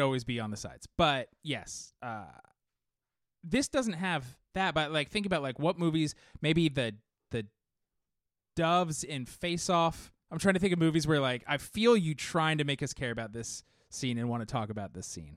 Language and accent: English; Southern California, United States; as a kid growing up in Southern California